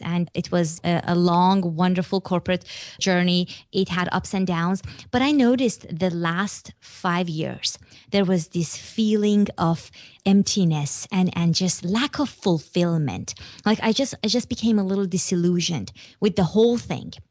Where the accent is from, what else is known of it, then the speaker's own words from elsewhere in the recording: Iran; moved away; I'm from Iran